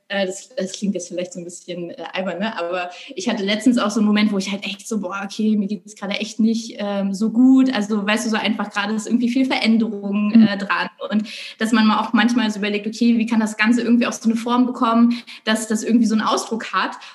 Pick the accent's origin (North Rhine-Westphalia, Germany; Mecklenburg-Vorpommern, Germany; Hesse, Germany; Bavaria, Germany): Mecklenburg-Vorpommern, Germany; Rügen; now in Hamburg, Germany; Äh, ich bin auf Rügen aufgewachsen und lebe jetzt irgendwie schon seit, oh, ich glaube, bummelig 12, 13 Jahre in Hamburg